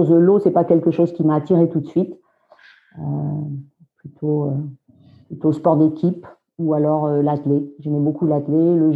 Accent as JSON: {"language": "French", "region": "Brittany", "country": "France", "also_born_or_lived": "England", "moved": "as an adult", "said": "je suis bretonne."}